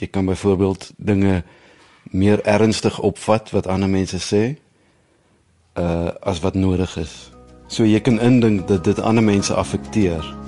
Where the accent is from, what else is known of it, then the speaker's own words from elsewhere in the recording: Villiersdorp, Western Cape, South Africa; moved away as an adult; also born or lived in Bloemfontein / Netherlands; Ek is in die Oos-Kaap gebore het op Villiersdorp groot geword